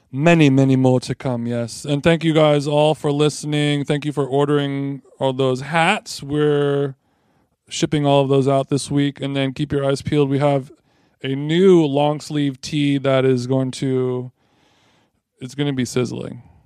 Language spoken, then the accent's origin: English; Huntington Beach, California, United States; the library that I grew up in Huntington Beach, the Huntington Beach Library